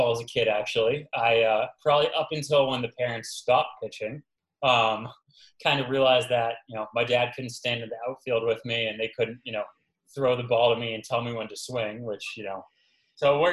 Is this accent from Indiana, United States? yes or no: no; Boston, Massachusetts, United States; I'm from Boston.